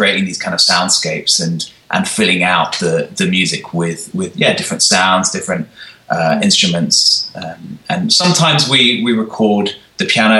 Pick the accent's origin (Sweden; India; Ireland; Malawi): Sweden; I grew up in the church. In fact, the church that we're now employed by, because I grew up here in Sweden.